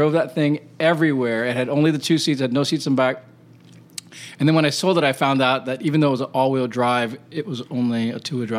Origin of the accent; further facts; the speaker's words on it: Hawaii, United States; moved away; also born or lived in India / Wisconsin; And then I loved Arizona because I was from Hawaii, and I'd just come from living in India and Wisconsin.